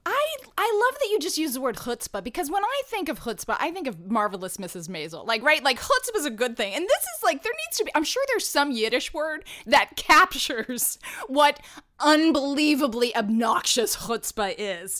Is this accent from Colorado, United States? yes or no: no; Atlanta, Georgia, United States; now in New York City, United States; when I was growing up in Atlanta doing professional children's theater